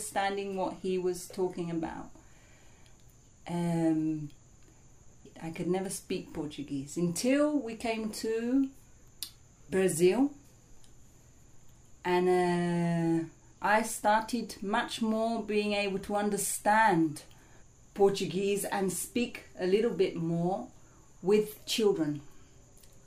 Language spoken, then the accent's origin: English; Essex, East of England, United Kingdom; born or raised there